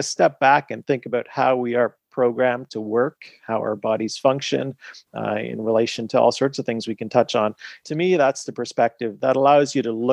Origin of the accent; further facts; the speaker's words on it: Canada; also born or lived in United Kingdom / Montreal; I practiced in the UK and then I am Canadian, so then moved the practice back to Montreal